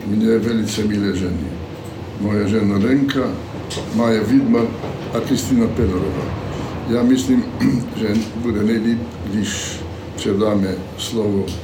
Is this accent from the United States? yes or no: no; Slovakia; accent: Slovak; first language Slovak; Czech is a second language; jsem dosud mluvil jenom slovenský a tak jsem musel nějak eh, přeskočit, takže se omlouvám taky za svůj cizí akcent.